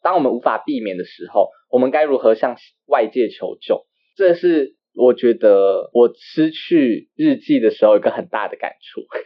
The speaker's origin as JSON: {"language": "Chinese", "country": "Taiwan"}